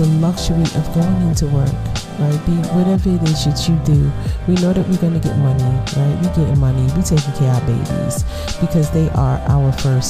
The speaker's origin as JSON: {"language": "English", "town": "New York City", "region": "New York", "country": "United States", "said": "I'm from Brooklyn"}